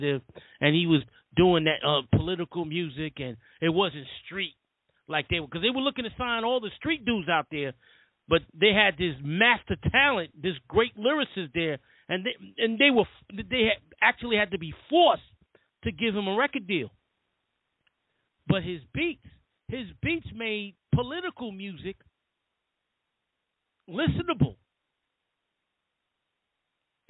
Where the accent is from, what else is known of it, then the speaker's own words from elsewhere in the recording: New York City, New York, United States; as a kid growing up in the South Bronx